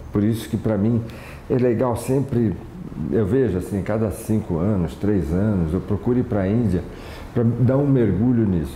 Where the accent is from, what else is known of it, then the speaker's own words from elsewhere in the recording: Santos, São Paulo, Brazil; eu sou da Baixada Santista, sou de Santos